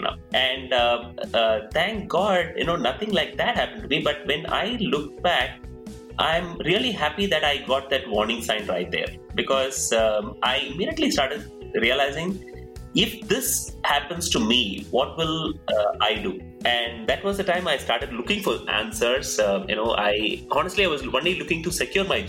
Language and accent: English; Coimbatore, Tamil Nadu, India; moved away as an adult; also born or lived in Bangalore, India / California, United States; I come from Coimbatore, so moved to Bangalore, which was a big city for me then